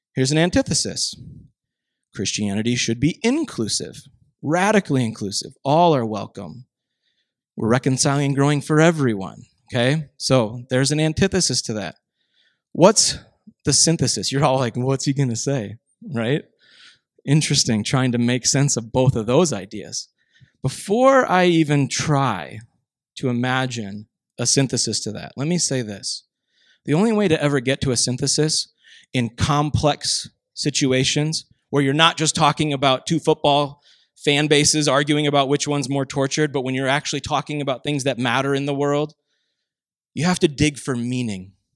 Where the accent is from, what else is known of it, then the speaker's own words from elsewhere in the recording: Minnesota, United States; I grew up in Minnesota